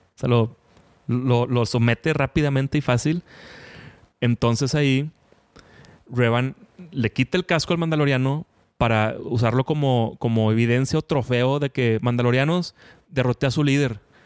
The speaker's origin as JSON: {"language": "Spanish", "town": "Monterrey", "region": "Nuevo León", "country": "Mexico", "said": "Yo que soy aquí de Monterrey"}